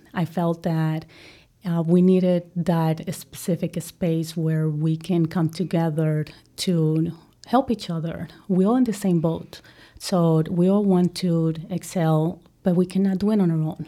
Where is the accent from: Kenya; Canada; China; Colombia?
Colombia; English is a second language; moved away as an adult; now in United States; I am a girl from Colombia